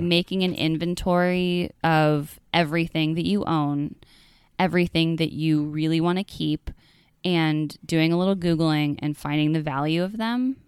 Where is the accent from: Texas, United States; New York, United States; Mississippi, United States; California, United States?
California, United States; Northern; moved away; I grew up in California, in Northern California